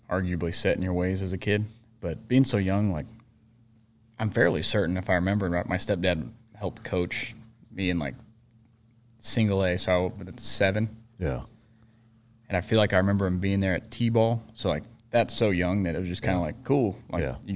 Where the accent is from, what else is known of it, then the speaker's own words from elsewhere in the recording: Fullerton, California, United States; now in Savannah, United States; grew up in Fullerton